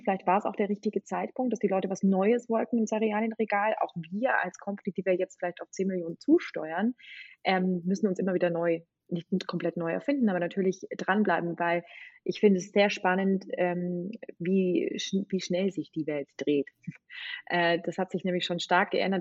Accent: Bavaria, Germany; moved away as an adult; also born or lived in England; Also ich bin eigentlich volle Bayerin

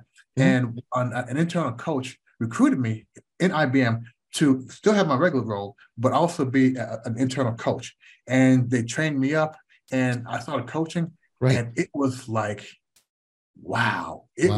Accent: United States; growing up in the United States, because we weren't born there, We never had this slave mentality.

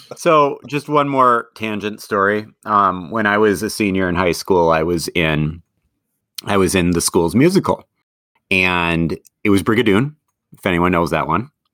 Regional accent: Madison, Wisconsin, United States; also born or lived in Eau Claire, Wisconsin; Growing up in Madison

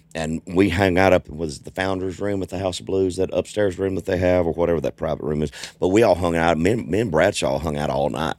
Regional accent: Southwest Arkansas, United States; also born or lived in East Texas; I grew up in Arkansas. I'm originally from East Texas.

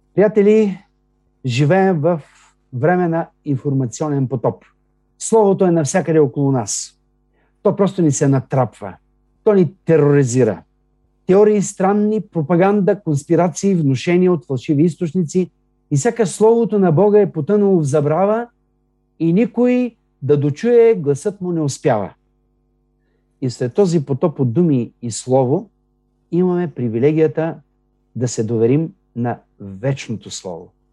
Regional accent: Bulgaria; ние сме така с ясното съзнание, като българи, че сме християни

